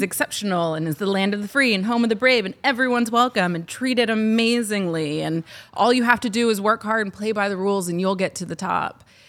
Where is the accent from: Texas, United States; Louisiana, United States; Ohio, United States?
Ohio, United States; moved away; But where I grew up in Ohio, there are distinct racial lines